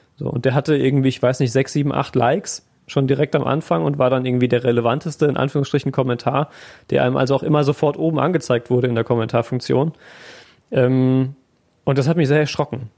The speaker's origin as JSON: {"language": "German", "area": "Siegerland", "region": "North Rhine-Westphalia", "country": "Germany", "moved": "yes", "lives_now": "Essen, Germany", "said": "aus dem Siegerland"}